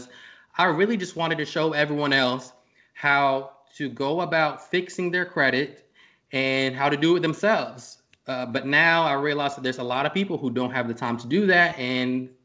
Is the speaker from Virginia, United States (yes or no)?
yes; Norfolk, Virginia, United States; I'm from Norfolk, Virginia. I grew up from around here.